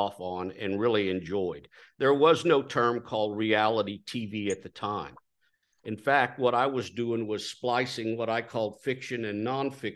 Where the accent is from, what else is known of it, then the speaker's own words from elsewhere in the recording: Texas, United States; I was born in Texas, reared in Texas